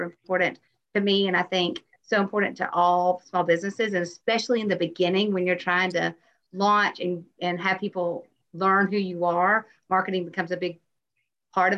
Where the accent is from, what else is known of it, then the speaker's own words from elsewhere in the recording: Tennessee, United States; moved away as an adult; also born or lived in Atlanta, Georgia; now in Auburn, United States; I am from Tennessee originally